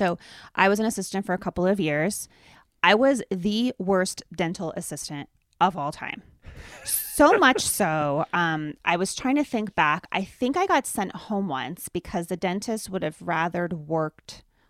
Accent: Pennsylvania, United States; I grew up in Pennsylvania, Dave grew up in Nebraska.

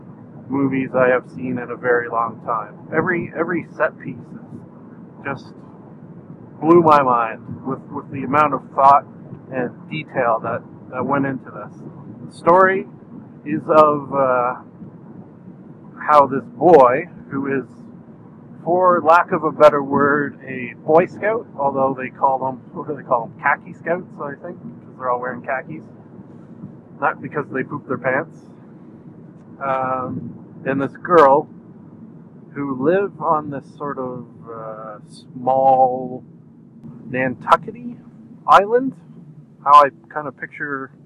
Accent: Canada; I'm Canadian

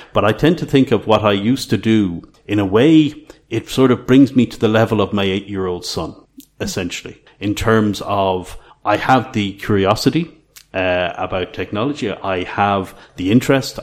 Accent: Ireland; moved away as an adult; now in Croatia; I grew up in Ireland in the late 80s

